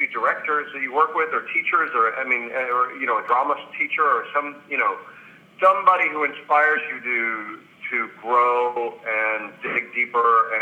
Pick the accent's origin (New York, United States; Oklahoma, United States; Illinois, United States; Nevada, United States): Illinois, United States; outside Chicago; I grew up outside Chicago.